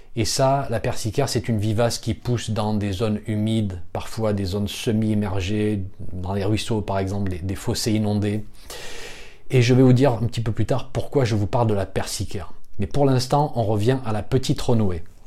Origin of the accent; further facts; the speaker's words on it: France; chez nous en France